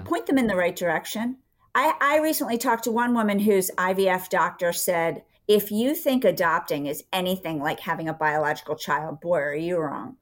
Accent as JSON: {"language": "English", "town": "Philadelphia", "region": "Pennsylvania", "country": "United States", "also_born_or_lived": "Villanova, Pennsylvania", "said": "I was from Philadelphia. We lived outside of Philadelphia um, in Villanova"}